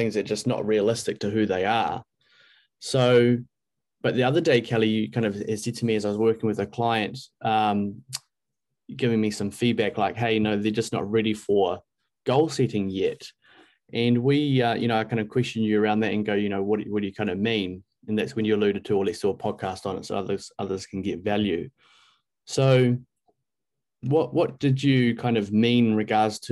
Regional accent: Christchurch, Canterbury, New Zealand; now in Bali, Indonesia; home in Christchurch, New Zealand

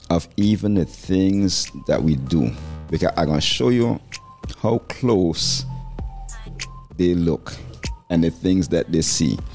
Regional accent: St. Thomas, U.S. Virgin Islands; Can remember I'm from St. Thomas, grew up in St. Thomas, and I can remember days passing by this area called Simmons Alley, where them Rasta man used to hang out.

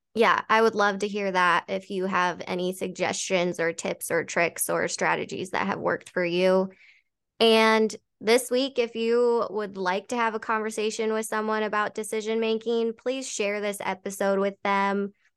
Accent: Colorado, United States; moved away as an adult; now in Arizona, United States; going back to Colorado, going back to my hometown, which I moved away from five years ago.

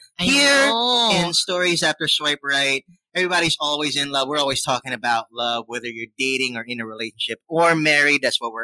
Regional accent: Philippines; me as a Filipino

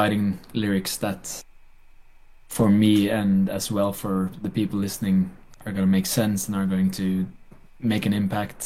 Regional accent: Norway; I'm from Norway

